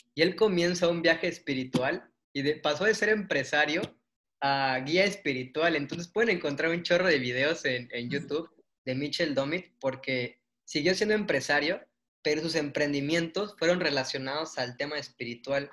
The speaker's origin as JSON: {"language": "Spanish", "town": "Mérida", "region": "Yucatán", "country": "Mexico", "said": "somos de Mérida"}